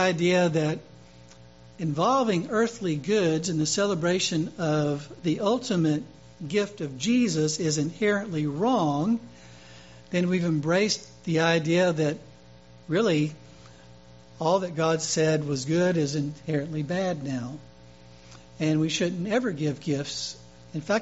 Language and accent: English; Louisiana, United States; Mardi Gras in my home state